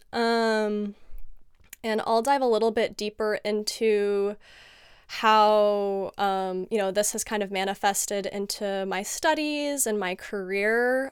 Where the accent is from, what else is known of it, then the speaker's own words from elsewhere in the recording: San Diego, California, United States; I was born and raised in sunny San Diego, California